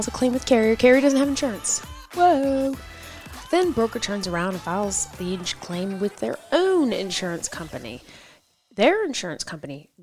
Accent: New York, United States; I am from New York

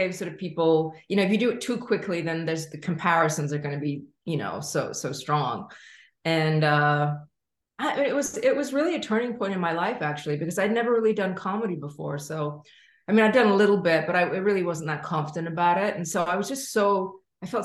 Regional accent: London, United Kingdom; moved away as an adult; also born or lived in New York; I grew up in London

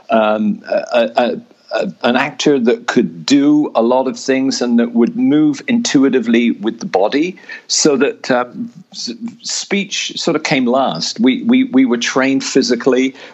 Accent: England, United Kingdom; growing up in England in the sixties and seventies, there were no drama programs in school.

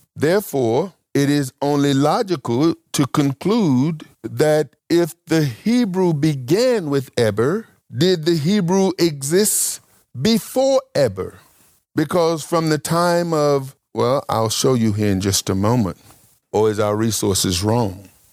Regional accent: Mississippi, United States; also born or lived in Las Vegas / Michigan; now in North Carolina, United States; I'm from Mississippi. I lived in Las Vegas. I lived in Michigan. Now I live in North Carolina

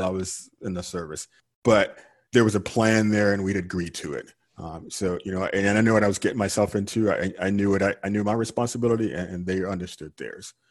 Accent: Georgia, United States; moved away as an adult; also born or lived in California; now in Houston, United States; I grew up in Georgia and I retired from California and I ended up in Houston, Texas

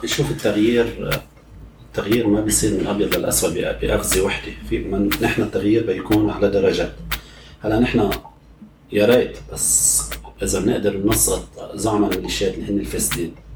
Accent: Lebanon; moved away; نحن بلبنان

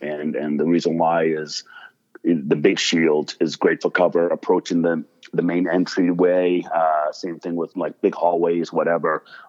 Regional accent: United States; also born or lived in Monrovia, Liberia / Lebanon; I grew up in America

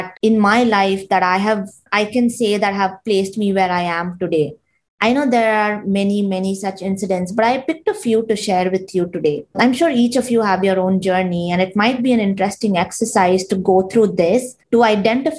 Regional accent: Bangalore, Karnataka, India; moved away as an adult; now in United States; I grew up and studied in India, specifically in Bangalore

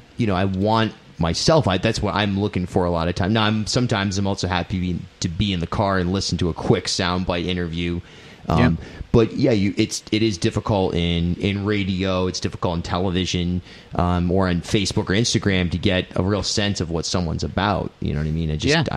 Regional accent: Charlestown, Rhode Island, United States; born or raised there

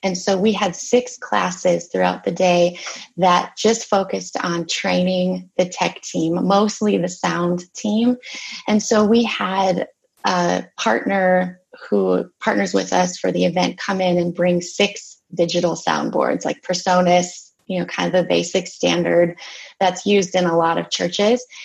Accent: Minnesota, United States; I am from Minnesota

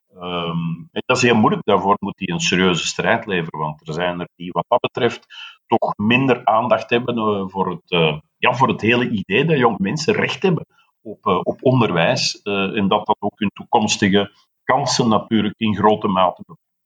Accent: Flanders, Belgium; wij hebben als Vlamingen, en ik spreek nu uit de Vlamingen buiten Brussel

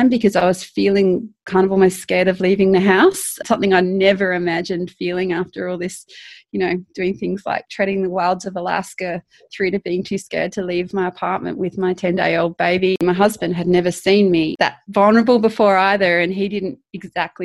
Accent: South Australia, Australia; moved away as an adult; also born or lived in Canada; I'm Australian. I was born in South Australia

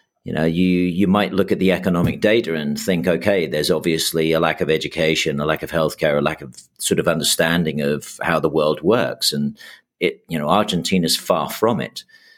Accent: Houston, Texas, United States; also born or lived in New York; I know I grew up in Houston and New York in the sort of 70s and early 80s. And the reason I ended up as an English kid in Houston and then New York was the brain drain of the UK in the 70s.

